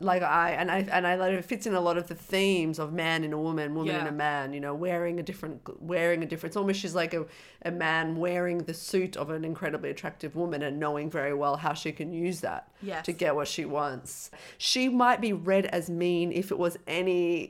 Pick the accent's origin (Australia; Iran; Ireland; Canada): Ireland; Dublin, Leinster; Well, I'm from Dublin, so I'm not retarded.